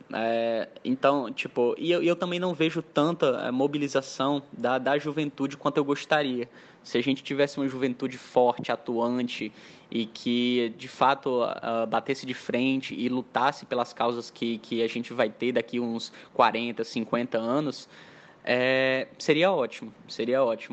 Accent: Mossoró, Rio Grande do Norte, Brazil; also born or lived in Caucaia, Ceará; eu sou lá de Calcaia, é uma é uma praia no interior do Ceará, mas eu vim para cá, para Mossoró, com um ano de idade, então praticamente eu sou natural moçoroense

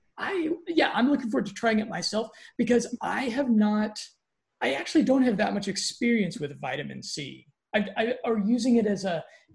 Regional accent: Colorado, United States; I'm from Colorado

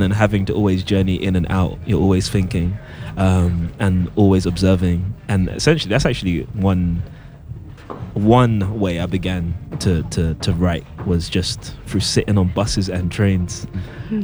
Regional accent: London, United Kingdom; born or raised there; also born or lived in Camberwell

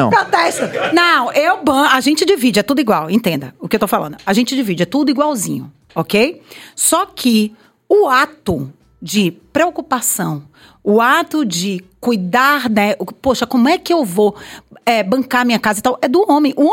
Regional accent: Piripiri, Piauí, Brazil; Sou de Piripiri. Eu vim então, de Piripiri.

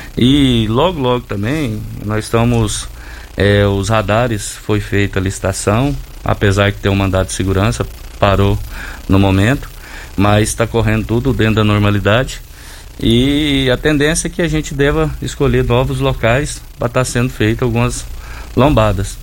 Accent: Santo Antônio da Barra, Goiás, Brazil; now in Rio Verde, Brazil; Eu sou lá de Santo Antônio da Barra.

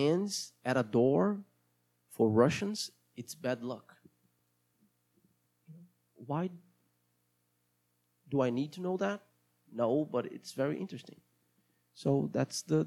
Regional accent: Brazil; accent: Brazilian; English is a second language; my accent is going to be Brazilian

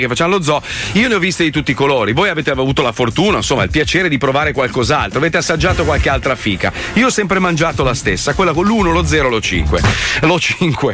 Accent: Italy; io sono italiano, io parlo male del mio paese perché lo conosco

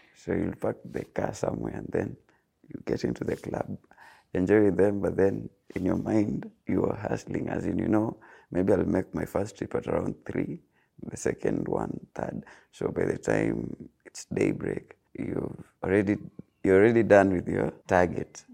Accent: Eldoret, Uasin Gishu County, Kenya; moved away as an adult; now in Kisumu, Kenya; I was born and raised in Eldoret, but Currently, I live in Kisumu.

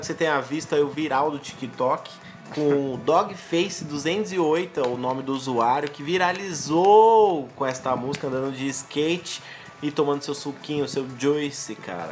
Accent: São Paulo, Brazil; now in Diadema, Brazil; Eu nasci em São Paulo e moro em Diadema. Eu convivo muito em São Paulo

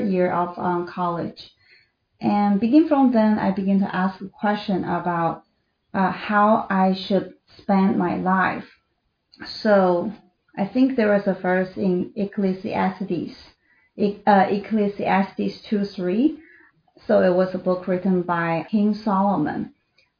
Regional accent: China; moved away as an adult; I was born in China, and I spent my first 27 years in China

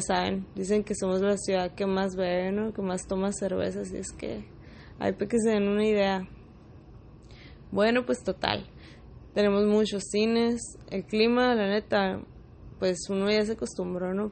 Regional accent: Mexicali, Baja California, Mexico; soy de Mexicali, la capital de Baja California

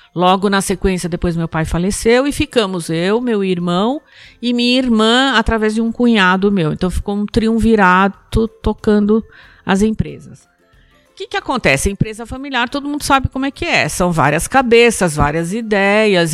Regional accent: São Paulo, Brazil; born or raised there

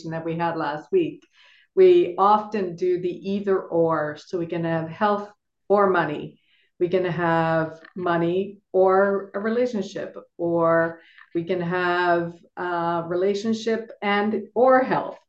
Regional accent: Toronto, Ontario, Canada; moved away as an adult; now in Nevis, Saint Kitts and Nevis; I am from Toronto originally, and I now live in the Caribbean island of St. Kitts and Nevis

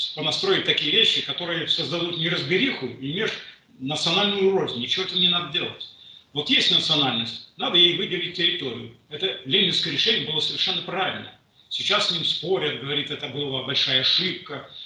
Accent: Moscow, Russia; хоть я москвич

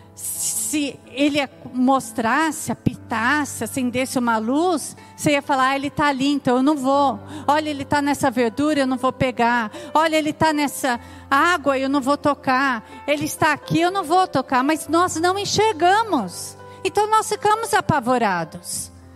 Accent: São Paulo, Brazil; Quando eu era pequena, eu morava em São Paulo

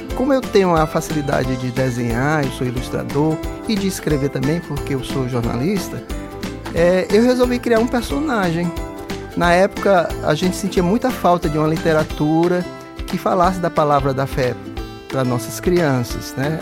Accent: Brasília, Federal District, Brazil; moved away; exatamente o local de onde eu vim, né? Lá de Brasília

